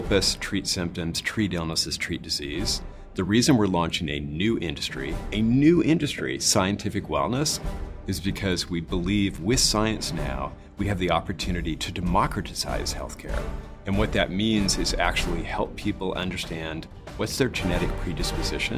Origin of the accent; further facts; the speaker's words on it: Idaho, United States; moved away as an adult; also born or lived in Washington; So I was raised in Idaho